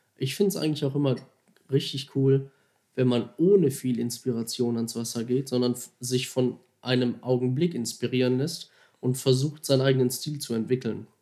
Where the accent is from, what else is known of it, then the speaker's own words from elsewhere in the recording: Duisburg, North Rhine-Westphalia, Germany; also born or lived in Mülheim an der Ruhr; Gebürtiger Duisburger. Ich versuche das immer ein bisschen zu verstecken, dass man das nicht so raushört